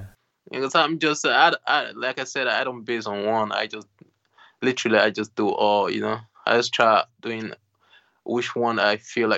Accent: Benin City, Edo, Nigeria; born there; I was born in Nigeria, Benin City.

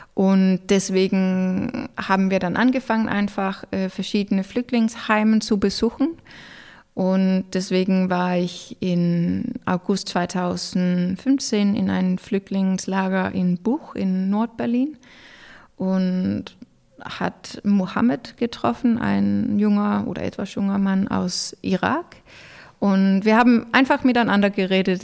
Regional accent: Denmark; German is a second language; also born or lived in Norway; now in Germany; ich als Däne habe Rechte und Möglichkeiten in Deutschland

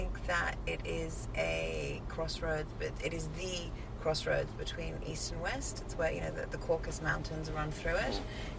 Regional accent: Azerbaijan; born there; So I was born in Azerbaijan, which is a neighboring country, which is the former Soviet Union.

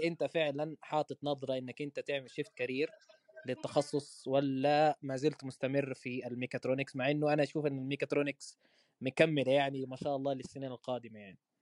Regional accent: Medina, Medina Province, Saudi Arabia; accent: Saudi; also born or lived in Malaysia; انا مصري آه، من مواليد المدينه الحمد لله مدينه منوره وعايش حياتي هنا في المدينه في السعوديه طيله الحمد لله النشأة

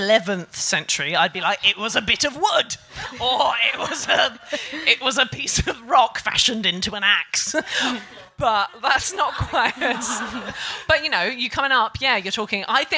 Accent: Isle of Wight, South East England, United Kingdom; I'm from the Isle of Wight

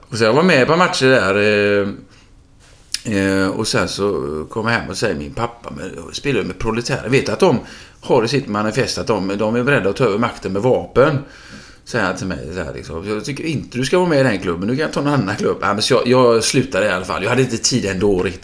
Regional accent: Gothenburg, Västra Götaland, Sweden; min uppväxt på, eh, i Frölunda på Rubingatan

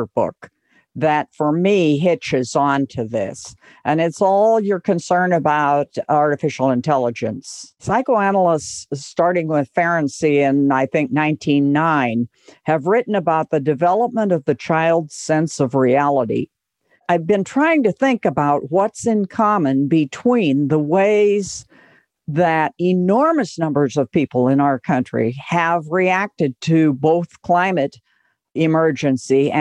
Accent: Oregon, United States; moved away; Growing up in Oregon, hiking in the mountains and loving the outdoors

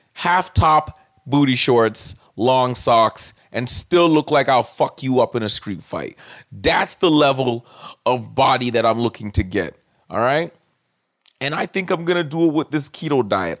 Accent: Toronto, Ontario, Canada; I'm Caribbean from Scarborough

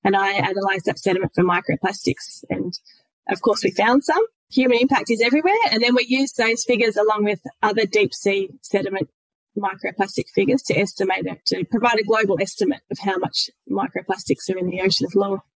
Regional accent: country Victoria, Australia; moved away as an adult; now in Kettering, Australia; I grew up and spent most of my life actually in country Victoria, in a little town of only a couple of thousand people. Uh, it's called Murray North.

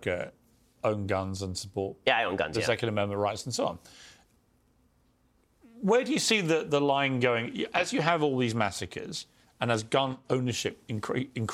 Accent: United Kingdom; accent: British; I'm a British guy

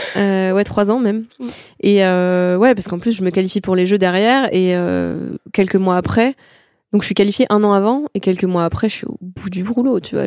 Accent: France; chez nous en France

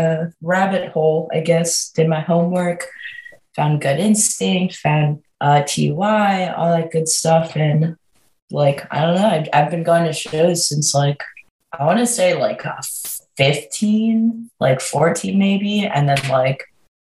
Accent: Maryland, United States; I grew up in Maryland, but I've moved around a lot, but mainly stayed like 30, 40 minutes outside of the city.

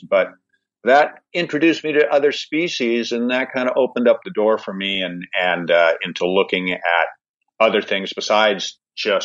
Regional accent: Seattle, Washington, United States; moved away as an adult; also born or lived in Olympia, Washington; now in Tofino, Canada; I grew up in Seattle

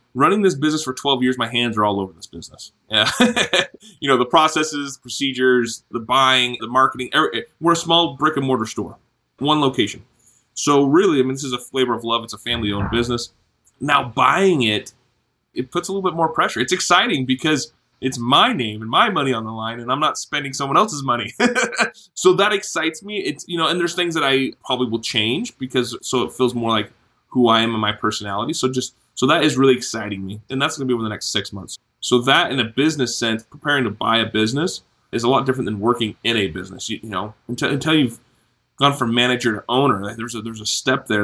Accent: Vancouver, Washington, United States; moved away as an adult; now in Logan, United States; I grew up mainly in Vancouver, Washington

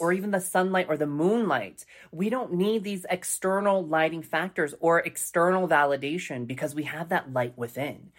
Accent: Colorado Springs, Colorado, United States; growing up in Colorado Springs, Colorado, in a predominantly white culture

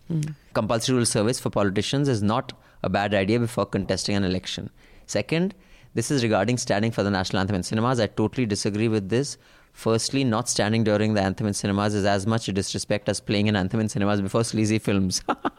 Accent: Jammu and Kashmir, India; I'm from Jammu and Kashmir and we have no compulsory rural service here.

